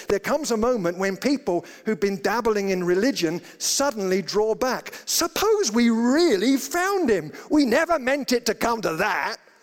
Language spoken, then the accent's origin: English; United Kingdom; now in Colorado, United States; I grew up in Britain and I always thought I was a Christian